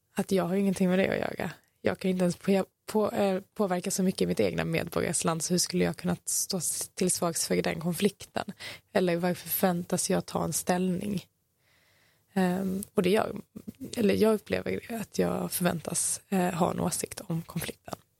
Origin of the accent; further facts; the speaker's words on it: Malmö, Skåne, Sweden; jag är ifrån Malmö, växt här